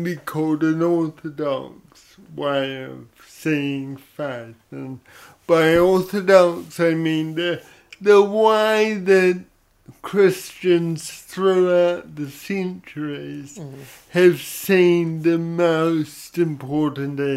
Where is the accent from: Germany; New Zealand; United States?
New Zealand; Papakura, Auckland; I grew up in Papakura in South Auckland, know and love that area, that is my home.